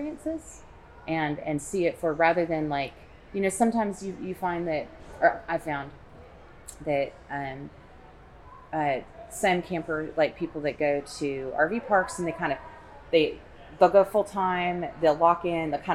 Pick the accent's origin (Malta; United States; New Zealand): United States; the Northwest, Pacific Northwest; we're from the Northwest